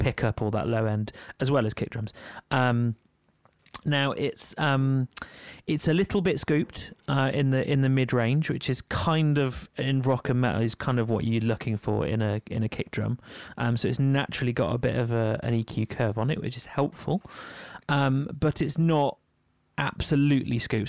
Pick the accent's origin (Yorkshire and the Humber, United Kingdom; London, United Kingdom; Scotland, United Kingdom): Yorkshire and the Humber, United Kingdom; I'm from Yorkshire.